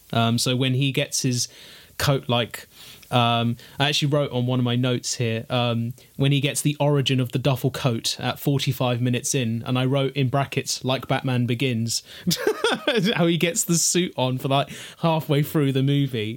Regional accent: London, United Kingdom; speaking as a Londoner myself

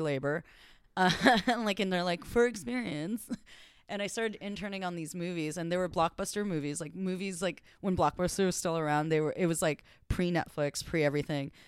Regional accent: Los Angeles, California, United States; also born or lived in New York; I was born and bred in L A.

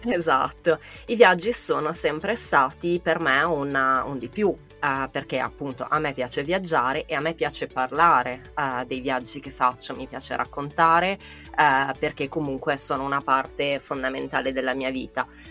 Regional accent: Milan, Lombardy, Italy; sono giornalista, sono di Milano

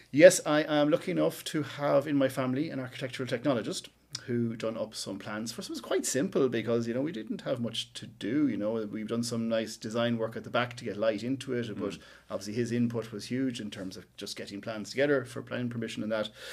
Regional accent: West Cavan, Ulster, Ireland; moved away as an adult; now in Cork, Ireland; I'm from West Cavan, uh, up in the hills up there

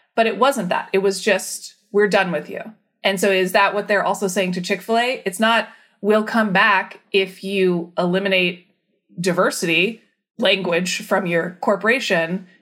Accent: Vacaville, California, United States; also born or lived in Arkansas / San Diego / Orange County / Washington, D.C.; I grew up in Northern California in a town called Vacaville

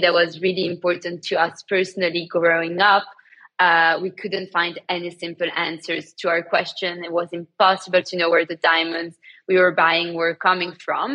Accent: Antwerp, Flanders, Belgium; moved away as an adult; now in London, United Kingdom; I grew up in Belgium, in Antwerp, and moved to London. I've been living in London for the past 10 years.

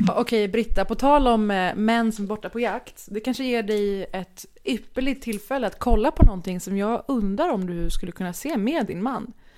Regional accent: Sweden; also born or lived in Middle East; now in Copenhagen, Denmark; Jag är svensk och från Mellanöstern.

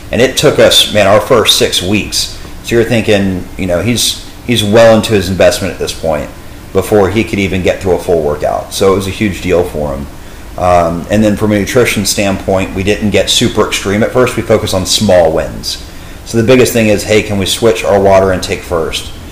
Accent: Dallas, Texas, United States; born and raised in the Dallas area

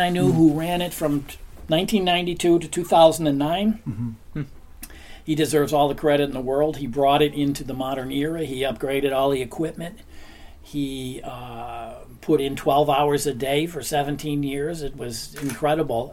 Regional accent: United States; moved away as an adult; now in Copenhagen, Denmark; I came over from America. I'm American

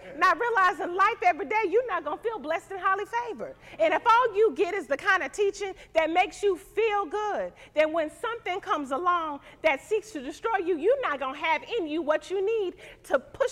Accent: Missouri, United States; moved away; I'm from Missouri, so I say pop

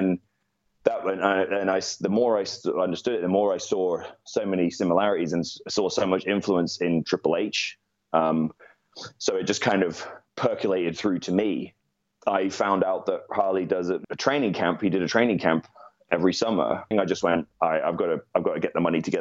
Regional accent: United Kingdom; I'm British

